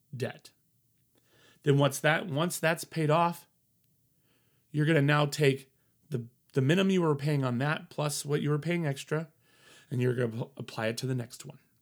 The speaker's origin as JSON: {"language": "English", "region": "Colorado", "country": "United States", "moved": "yes", "said": "I'm from Colorado, family in Denver. So I wanted to go back home."}